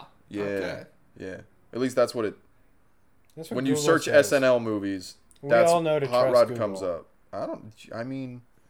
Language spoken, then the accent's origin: English; Colorado, United States; now in California, United States; We're from Colorado.